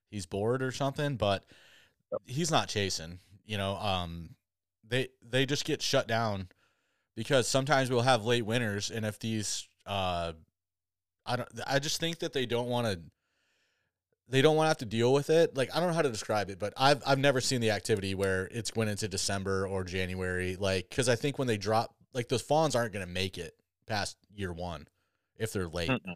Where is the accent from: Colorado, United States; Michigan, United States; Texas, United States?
Michigan, United States; Southwest; moved away; I grew up on a farm back back in Southwest Michigan